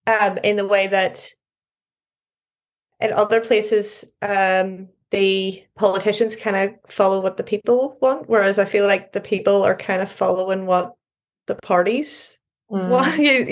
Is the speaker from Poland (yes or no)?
no; Northern Ireland, United Kingdom